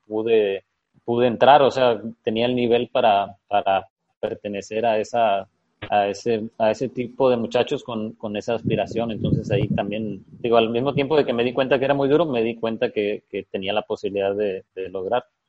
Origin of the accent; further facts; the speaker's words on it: Costa Rica, Sinaloa, Mexico; also born or lived in Culiacán; nací en Costa Rica, Sinaloa, el 7 de agosto del del año 85